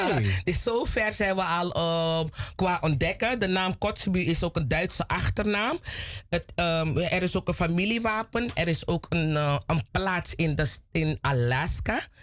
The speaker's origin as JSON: {"language": "Dutch", "area": "Plantation Zorg en Hoop?", "region": "Commewijne", "country": "Suriname", "said": "Ik kom van Plantage Safiri, daar komen de Kotsebies vandaan, Kommerwijnen"}